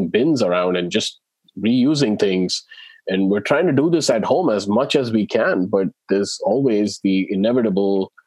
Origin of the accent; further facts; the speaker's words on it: India; I grew up in India in, you know, in the 80s and 90s.